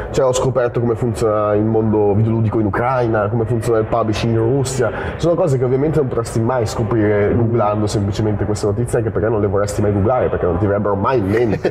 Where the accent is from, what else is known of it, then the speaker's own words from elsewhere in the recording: Milan, Lombardy, Italy; che veniamo da Milano